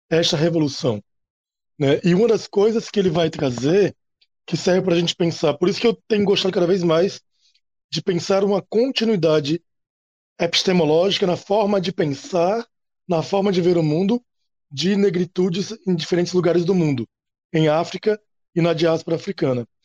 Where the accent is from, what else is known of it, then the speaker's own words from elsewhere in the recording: Natal, Rio Grande do Norte, Brazil; eu moro no Rio Grande do Norte, eu sou, sou de Natal, e eu sou professor é, em Pau dos Ferros.